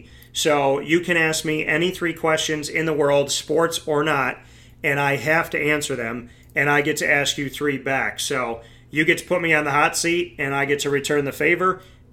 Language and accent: English; Syracuse, New York, United States; I was born and raised in Syracuse